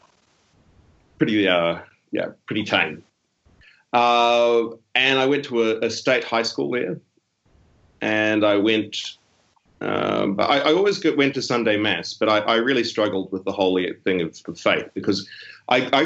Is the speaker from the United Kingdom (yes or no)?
no; Auckland, New Zealand; moved away as an adult; now in Sydney, Australia; I grew up in South Auckland, which is Auckland's the biggest city that New Zealand has